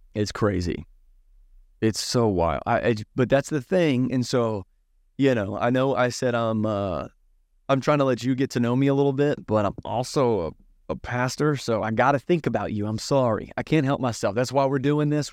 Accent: Southern Virginia, United States; I grew up in Southern Virginia

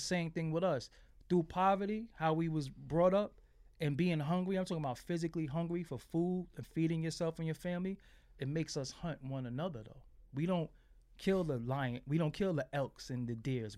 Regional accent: New York City, New York, United States; I'm from Fulton Street, man. I'm from Fulton and Waverly

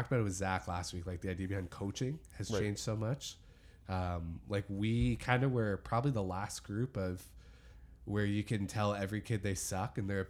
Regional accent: Dundas, Ontario, Canada; I grew up in Dundas, which is like the whitest, most sheltered place within

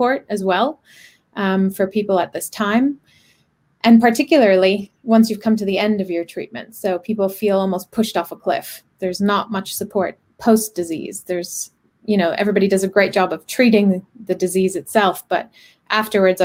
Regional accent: Canada; moved away as an adult; I'm Canadian. I studied engineering, moved here in 2008 to do my MBA

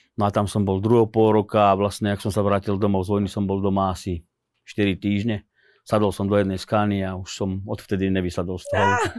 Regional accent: Slovakia; ja som Slovák

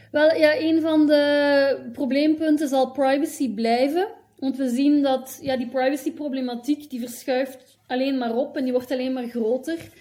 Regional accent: Hasselt, Flanders, Belgium; moved away; also born or lived in Leuven / Ghent / Brussels / Eindhoven; ik ben geboren in Hasselt, in België

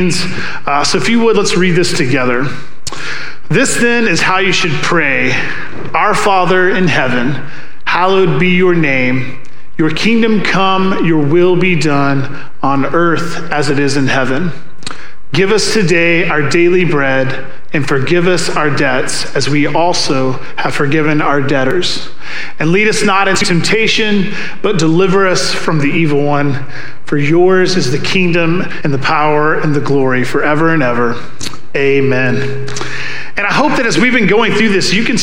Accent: the South, United States; I'm from the South

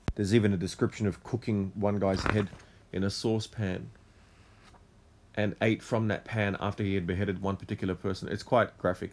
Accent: Australia; also born or lived in Lebanon / Syria; I am someone who was born and raised in Australia

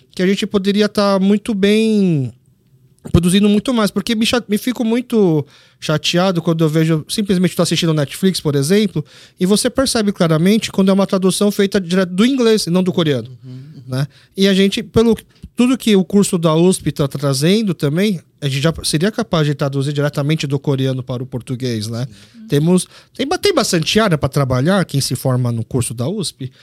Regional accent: Brazil; eu como nasci aqui no Brasil como brasileiro, mas filho de coreano

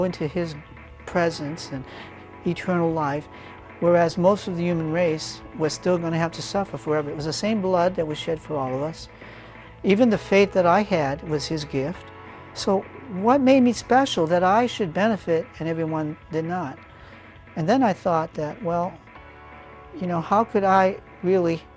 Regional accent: New Hampshire, United States; now in Texas, United States; We're from New Hampshire.

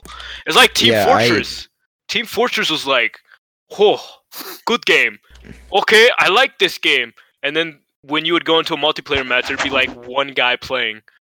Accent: Thailand; you know I was born in Thailand, so I'm like you know I'm a citizen.

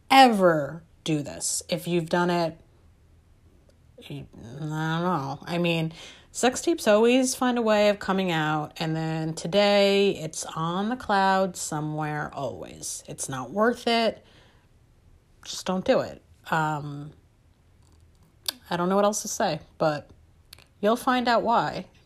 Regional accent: New York, United States; I grew up on the East Coast, I'm a New Yorker

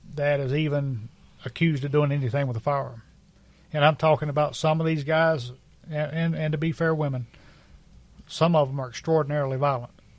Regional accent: United States; as American citizens

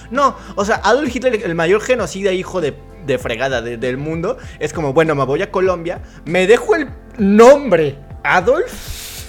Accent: Mexico

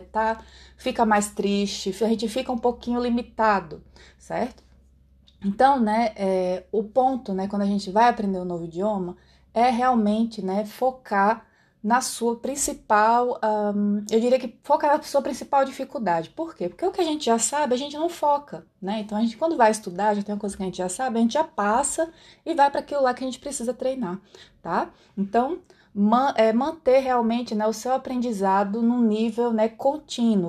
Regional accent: Brazil; accent: Brazilian Portuguese; first language Brazilian Portuguese; o meu idioma nativo é o português brasileiro

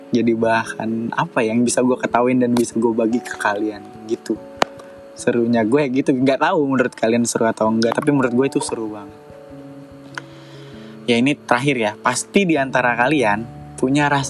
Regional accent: Bekasi, West Java, Indonesia; born there; gue lahir di Bekasi 27 April 1993.

